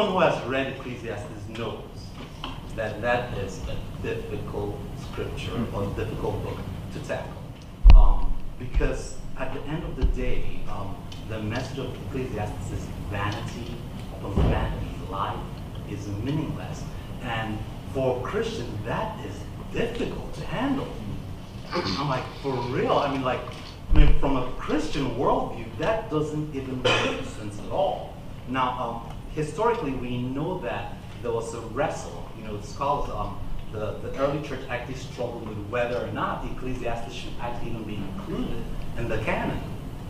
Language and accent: English; Nigeria; accent: Nigerian English; moved away as an adult; also born or lived in United States; now in Evansville, United States; I was born in the United States, but after my parents graduated, we went back to Niger and I lived there. Throughout my teenage years, I came back about 20 years ago